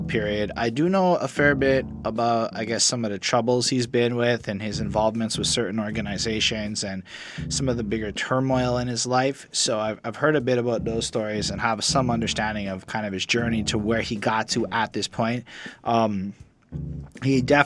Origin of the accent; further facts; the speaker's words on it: Canada; I'm from Canada